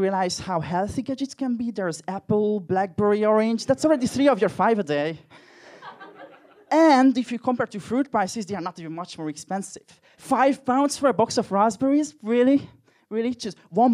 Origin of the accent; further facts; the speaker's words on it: Hungary; English is a second language; moved away; I'm personally from Hungary, as you can probably tell from my accent.